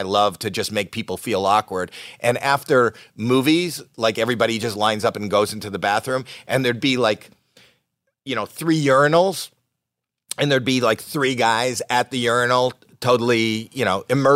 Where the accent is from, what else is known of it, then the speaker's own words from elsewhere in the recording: Canada; I'm Canadian